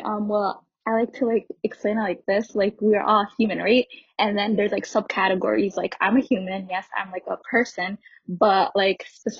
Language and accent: English; Minneapolis, Minnesota, United States; I am from Minneapolis, Minnesota as well. I grew up in South Minneapolis. I was born there and lived there for until like 7 years ago, and I moved to Northeast Minneapolis right now, more like white Arab neighborhood.